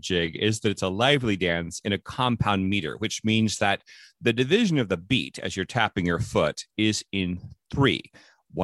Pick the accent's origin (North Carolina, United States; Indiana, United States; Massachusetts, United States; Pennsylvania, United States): Indiana, United States; now in Atlanta, United States; an island that's about the same size as my home state of Indiana